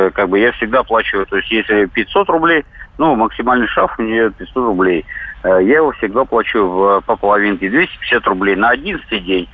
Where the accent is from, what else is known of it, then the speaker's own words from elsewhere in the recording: Siberia, Russia; я водитель из Сибири